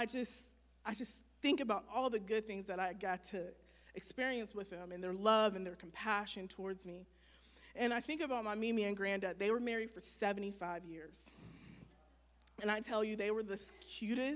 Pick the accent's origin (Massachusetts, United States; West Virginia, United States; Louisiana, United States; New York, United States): West Virginia, United States; Wellsburg; I was raised in Wellsburg, West Virginia by both of my parents